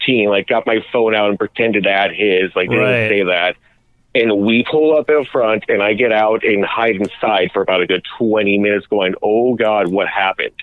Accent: Manhattan Beach, California, United States; I grew up in Manhattan Beach, which is kind of, kind of quiet surf town where nothing bad ever happens

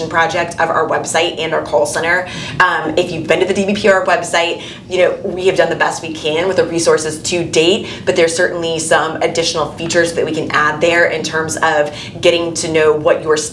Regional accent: Bradenton, Florida, United States; I was born and raised in Bradenton.

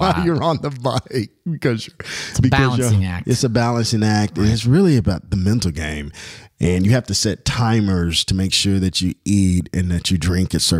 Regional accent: Louisville, Kentucky, United States; born or raised there

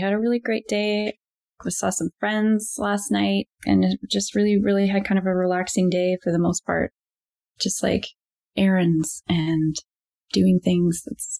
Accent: Victoria, British Columbia, Canada; also born or lived in Europe; I was born on Vancouver Island, and my parents, my dad grew up here too, but my mom moved from Alberta to go to university, and that's where they met. And yeah, they were both teachers in Victoria.

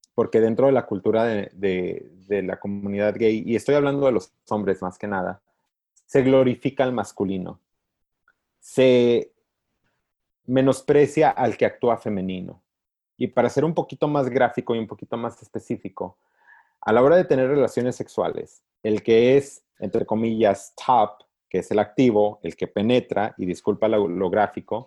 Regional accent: Encarnación de Díaz, Jalisco, Mexico; now in United States; Yo crecí en un pueblo chiquito donde casi cada familia tiene un sacerdote. Sí. O sea, los Altos de Jalisco

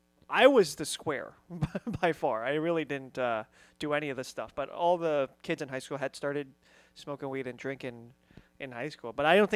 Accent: New York City, New York, United States; also born or lived in Hong Kong; I was born in Hong Kong, but I moved to Queens when I was 1.

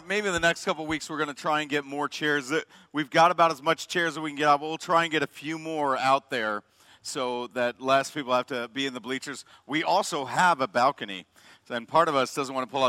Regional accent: Chicago, Illinois, United States; moved away as an adult; also born or lived in Madison, Wisconsin; I grew up in the South Suburbs, South Side Pride

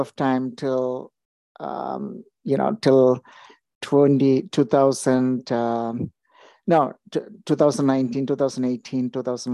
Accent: India; moved away as an adult; also born or lived in United States; now in Toronto, Canada; I'm originally from India, then moved to US in 2000, and then moved to Canada in 2008. Been in the Toronto area ever since.

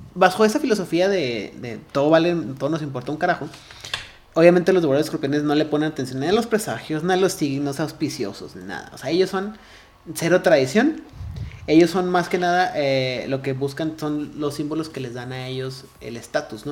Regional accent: Ciudad Juárez, Chihuahua, Mexico; yo tampoco nací en Juárez, pero soy de Juárez

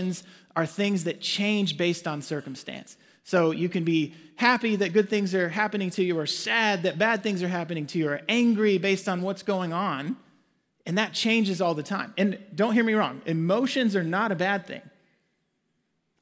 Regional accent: Arkansas, United States; moved away as an adult; also born or lived in Waxahachie, Texas / Ennis, Texas; now in Frisco, United States; We both grew up in Arkansas. That's where we're from

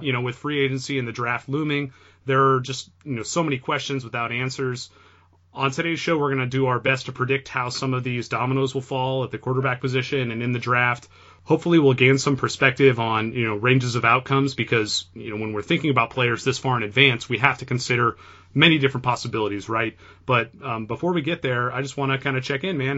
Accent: Bay Area, California, United States; I grew up in the Bay Area

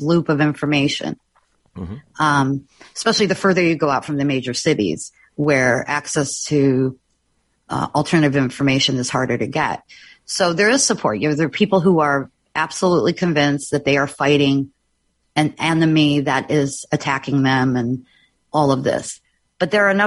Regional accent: Odesa, Odesa Oblast, Ukraine; also born or lived in Austria / Italy; now in United States; I was born in Odessa, Ukraine during the Soviet occupation. And my family and I escaped as refugees

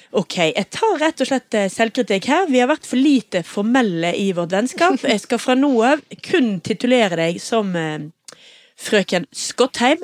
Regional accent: Oslo, Norway; also born or lived in Tromsø; now in Bergen, Norway; jeg er født i Tromsø, og jeg er oppvokst i Oslo

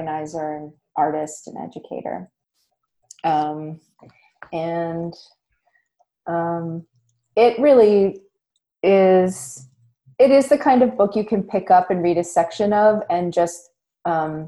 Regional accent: Nova Scotia, Canada; I'm from Nova Scotia, which is traditionally Mi'kmaq territory

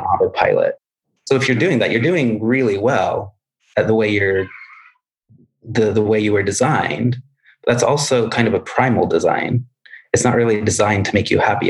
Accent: Midwest, United States; I grew up in the Midwest where it would snow

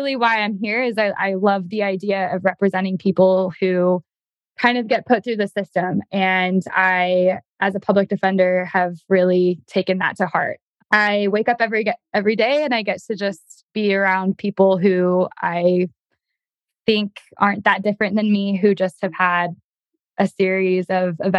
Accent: Utah, United States; moved away as an adult; also born or lived in Oregon; now in Idaho, United States; I grew up in Utah

